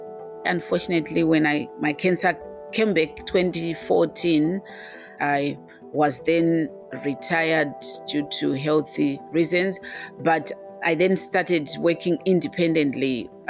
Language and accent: English; Zimbabwe; moved away as an adult; now in United Kingdom; I was born and bred in Zimbabwe. I came to Europe to do my master's.